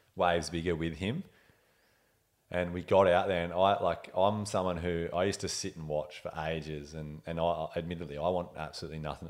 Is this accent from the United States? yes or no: no; Ulladulla, New South Wales, Australia; was born in Milton Hospital there, like next to Ulladulla, 1989.